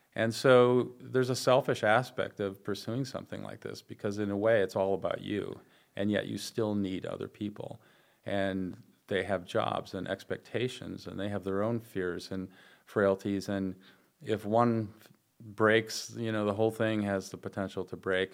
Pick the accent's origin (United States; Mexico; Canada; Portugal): United States; Wisconsin; in Wisconsin, where it's my home state